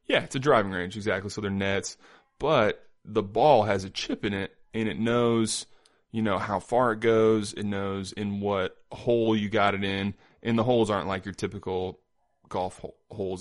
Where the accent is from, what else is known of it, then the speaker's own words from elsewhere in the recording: Indiana, United States; also born or lived in Iowa; now in Independence, Missouri, United States; I live in Independence. I'm from Indiana